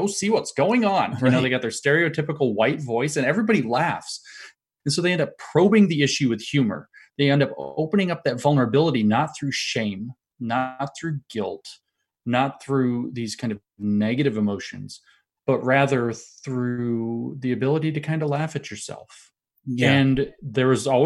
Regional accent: Appalachia, United States; I'm from Appalachia.

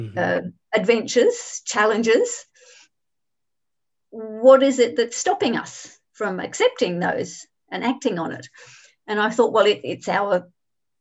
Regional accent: Adelaide, South Australia, Australia; moved away as an adult; now in Hong Kong; I grew up in Adelaide in Australia

